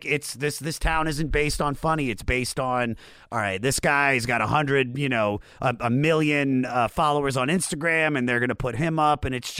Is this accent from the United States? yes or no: yes; Washington, D.C. area, United States; I grew up in the Washington, D.C. area.